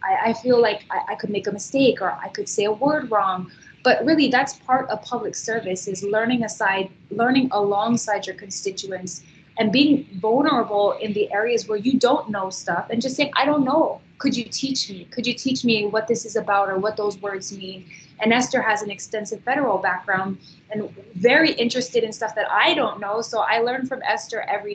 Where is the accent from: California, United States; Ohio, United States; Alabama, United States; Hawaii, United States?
Hawaii, United States; also born or lived in Kahuku, Hawaii; now in Waianae, United States; I grew up in Hawaii. I was born in Kahuku